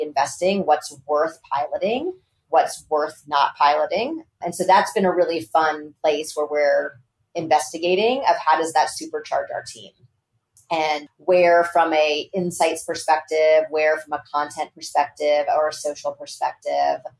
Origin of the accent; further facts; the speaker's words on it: Texas, United States; I grew up in Texas in the 80s